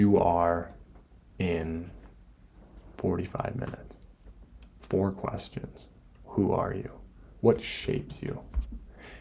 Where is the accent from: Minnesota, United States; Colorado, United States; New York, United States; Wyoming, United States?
Minnesota, United States; I'm from Minnesota. I'm a purebred Minnesotan. Parents from Minnesota and everything